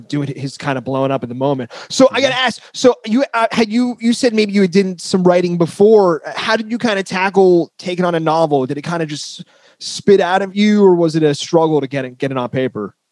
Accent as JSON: {"language": "English", "region": "northern New Jersey", "country": "United States", "said": "I'm from New Jersey, northern. I'm from where they filmed The Sopranos."}